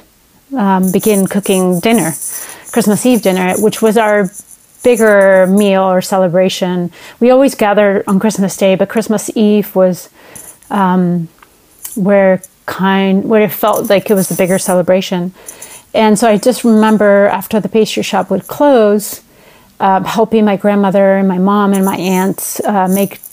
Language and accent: English; Basque Country, Spain; now in Seattle, United States; I'm currently in Seattle, Washington, but I'm originally from the Basque Country in northern Spain